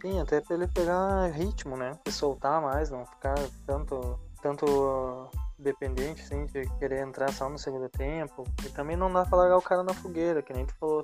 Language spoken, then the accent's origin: Portuguese; Brazil; somos brasileiros